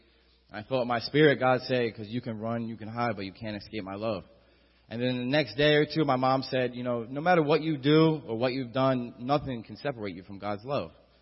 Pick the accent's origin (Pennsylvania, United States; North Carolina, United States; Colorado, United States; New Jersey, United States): New Jersey, United States; Atlantic City; I'm from Atlantic City